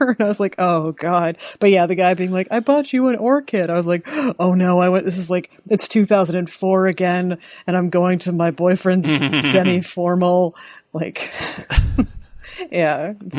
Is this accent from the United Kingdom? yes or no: no; Sudbury, Ontario, Canada; I grew up in Sudbury